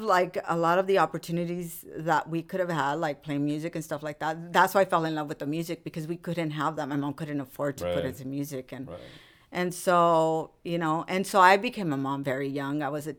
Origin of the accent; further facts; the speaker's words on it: Rosemead, California, United States; And so that's where I come from. I mean, I grew up in Rosemead too.